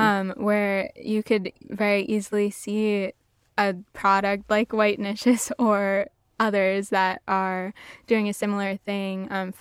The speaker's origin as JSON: {"language": "English", "town": "New York City", "region": "New York", "country": "United States", "tie": "born or raised there", "said": "I grew up in New York City, in Uptown Manhattan with like African American, pretty light skinned family members."}